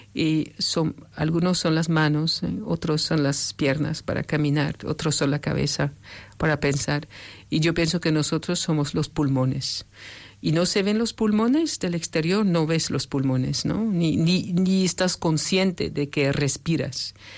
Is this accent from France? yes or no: yes; France; moved away; yo soy francesa